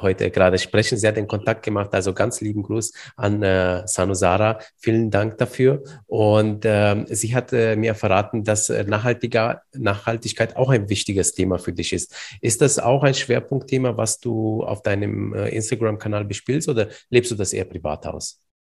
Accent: Iași, Iași County, Romania; moved away; Du kommst ja genauso wie ich aus Rumänien

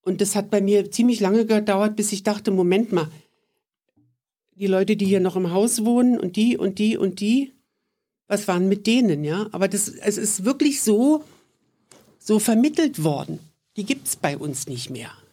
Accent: Berlin, Germany; born there; In Berlin.

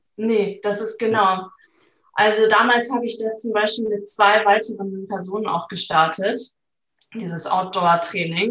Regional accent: Flensburg, Schleswig-Holstein, Germany; ich komme aus Flensburg, bin 28 Jahre alt

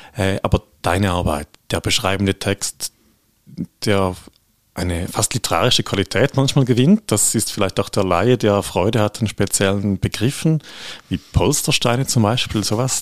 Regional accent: St. Gallen, Switzerland; als St. Galler

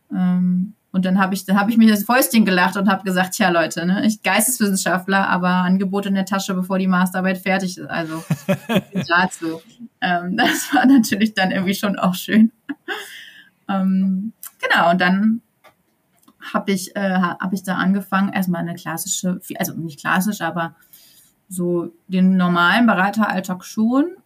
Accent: Sauerland, North Rhine-Westphalia, Germany; moved away as an adult; also born or lived in eastern Germany / Cologne; now in Gütersloh area, Germany; ich komme aus dem Sauerland ursprünglich

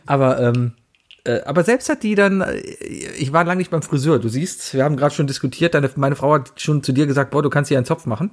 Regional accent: Cologne, North Rhine-Westphalia, Germany; Ich komme aus Köln

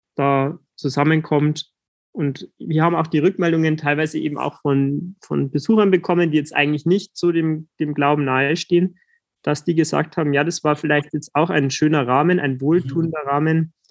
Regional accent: Landshut, Bavaria, Germany; bei uns in Landshut

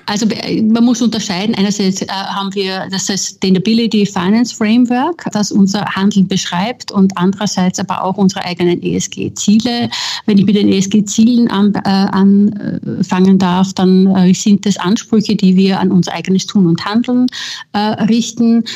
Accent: Austria; moved away as an adult; also born or lived in Vienna; now in Berlin, Germany; ich bin Österreicherin

